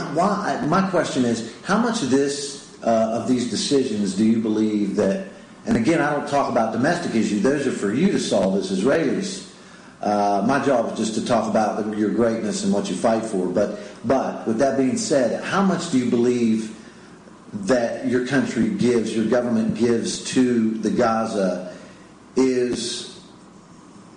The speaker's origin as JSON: {"language": "English", "country": "United States", "said": "as an American"}